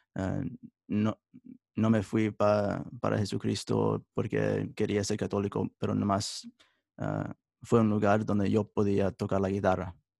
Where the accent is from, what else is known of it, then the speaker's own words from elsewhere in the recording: United States; Spanish is a second language; also born or lived in Italy; nací en los Estados Unidos y crecí toda mi vida aquí en los Estados Unidos